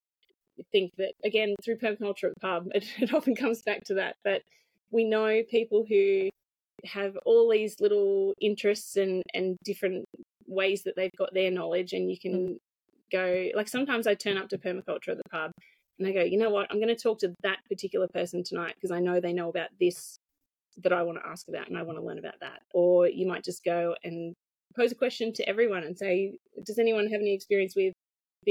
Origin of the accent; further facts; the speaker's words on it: Hunter Valley, New South Wales, Australia; I'm from the Hunter Valley